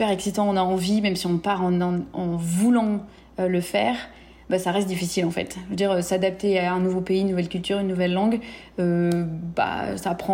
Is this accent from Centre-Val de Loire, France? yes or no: no; Paris, Île-de-France, France; moved away as an adult; also born or lived in Pau; now in Houston, United States; je suis née à Paris, j'ai 34 ans et euh, j'habite en ce moment à Houston au Texas. Euh, j'ai déménagé de Pau à Houston au Texas en août 2019 euh, parce que j'habitais à Pau donc pendant 7 ans